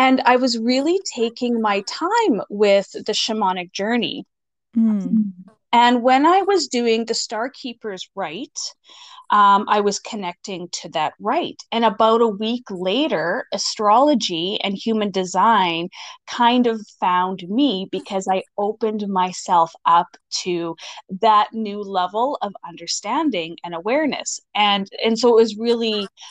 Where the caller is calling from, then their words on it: Moose Jaw, Saskatchewan, Canada; I am calling from Moose Jaw, Saskatchewan, Canada